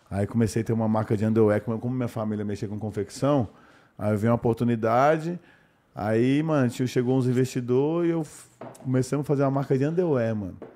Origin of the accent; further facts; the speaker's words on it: Belo Horizonte, Minas Gerais, Brazil; Novão, trampar com modelo, vim de BH, né, mano?